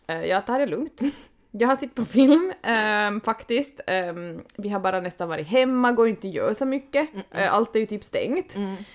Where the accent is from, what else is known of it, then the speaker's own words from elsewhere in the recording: Vasa, Ostrobothnia, Finland; Det är skönt att vara hemma i Österbotten